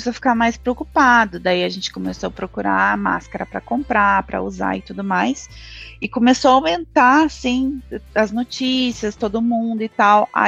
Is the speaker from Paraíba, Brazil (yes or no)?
no; Porto Alegre, Rio Grande do Sul, Brazil; moved away as an adult; now in Dublin, Ireland; eu sou de Porto Alegre. É, eu moro na Irlanda há sete anos, é, moro em Dublin, na cidade de Dublin, a capital.